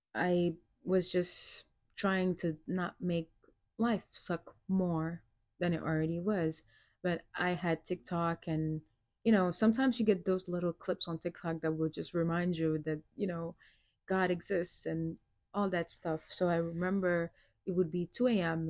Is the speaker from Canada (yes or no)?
no; Senegal; moved away; also born or lived in New York, United States; I was born in New York and I was raised in uh, West Africa, Senegal. I was there for nearly 16 years